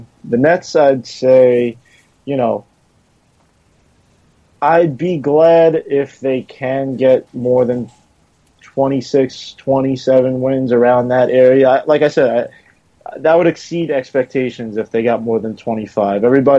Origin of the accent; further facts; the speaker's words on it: New York City, New York, United States; now in Long Island, United States; I grew up in Queens, moved to Long Island.